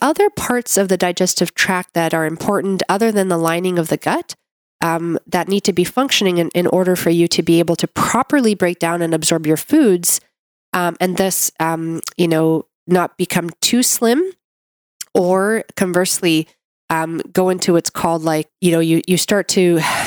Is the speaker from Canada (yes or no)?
yes; Canada; I'm a Canadian medical doctor